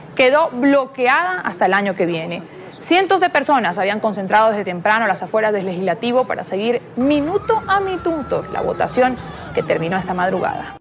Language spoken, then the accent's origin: Spanish; Mexico; tengo 27 años y soy de México